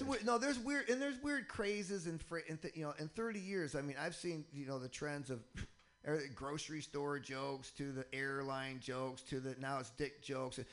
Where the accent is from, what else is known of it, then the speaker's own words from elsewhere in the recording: Michigan, United States; now in Boston, United States; I'm originally from Michigan